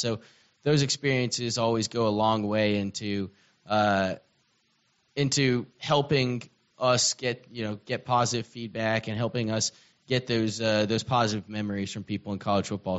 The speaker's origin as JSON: {"language": "English", "town": "Atlanta", "region": "Georgia", "country": "United States", "moved": "yes", "lives_now": "Shreveport, United States", "said": "I'm not from here. I'm from Atlanta, Georgia."}